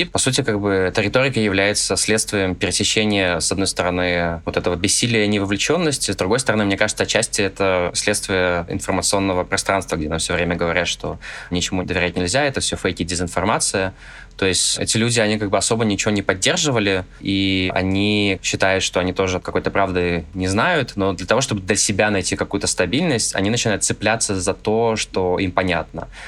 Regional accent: Russia; хотя бы тот факт, что я родился в России, я а русский, это моя страна

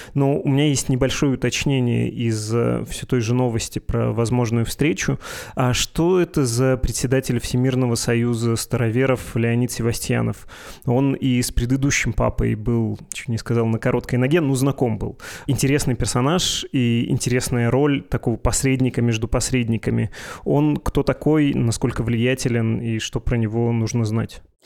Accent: Perm Krai, Russia; у меня на родине, в моем регионе есть э, «Один раз услышишь, не забудешь» путинское и беспоповское согласие, потому что там село Путина

